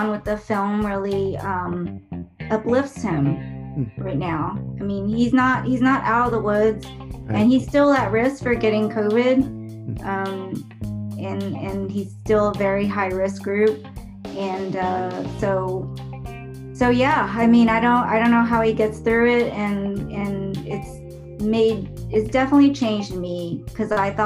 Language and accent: English; Dallas, Texas, United States; I was born and raised in Dallas, Texas.